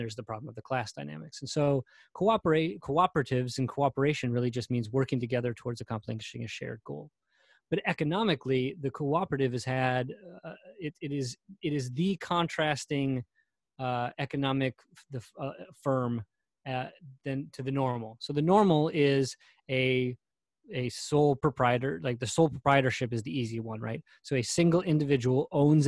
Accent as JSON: {"language": "English", "country": "United States"}